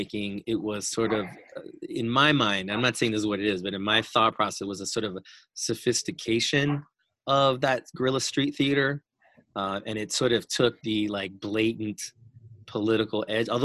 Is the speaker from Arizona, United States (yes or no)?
yes; Arizona, United States; I am from Arizona.